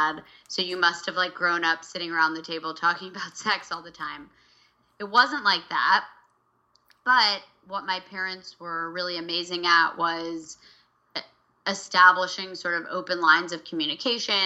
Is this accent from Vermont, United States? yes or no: yes; Vermont, United States; I grew up in Vermont.